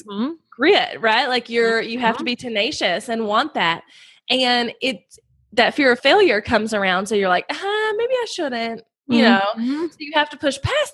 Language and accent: English; North Carolina, United States; I'm from North Carolina. I have 2 little boys, and we live on a farm here in North Carolina